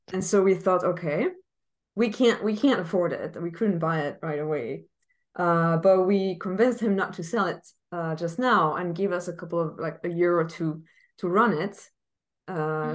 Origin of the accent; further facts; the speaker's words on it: Paris, Île-de-France, France; moved away; I was born in Paris, but I also feel like I've been gone for 14 years.